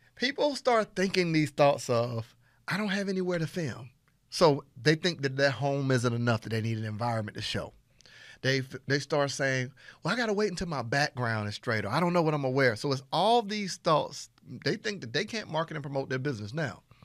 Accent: Panama City, Florida, United States; I'm from Panama City, Florida. I'm talking about I'm country country

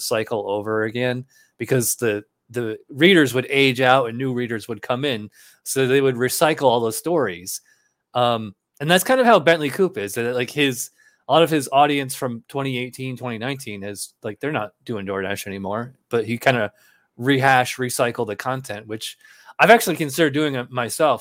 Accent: Schenectady, New York, United States; moved away as an adult; also born or lived in Albany, New York / Guilderland, New York; now in Florida, United States; I'm from Schenectady, and then, uh, right before I moved to Florida, I spent the last eight years in, uh, Albany

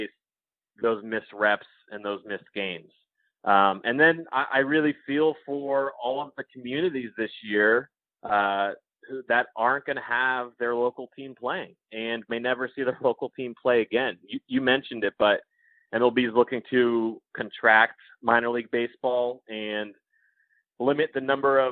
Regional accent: Connecticut, United States; when I was a kid growing up in Connecticut

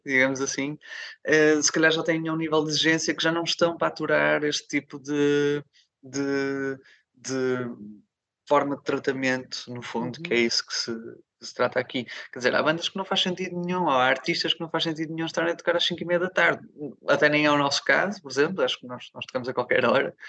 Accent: Minho, Portugal; first language Portuguese; now in Porto, Portugal; geograficamente acho que sou minhoto

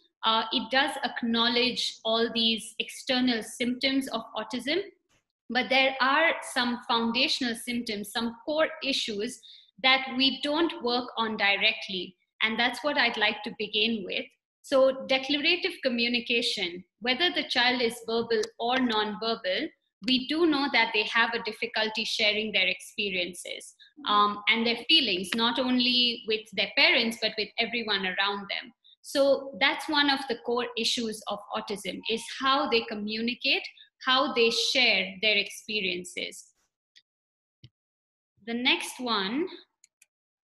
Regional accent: India; moved away as an adult; now in Nairobi, Kenya; I am from India and recently moved to Nairobi.

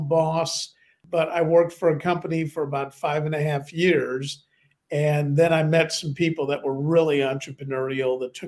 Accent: Chicago, Illinois, United States; also born or lived in London, United Kingdom; now in Bath, United Kingdom; Originally in Chicago, in the city where I grew up. And then after both my parents passed away, I was in that orphanages and foster homes, but all around the Chicago area.

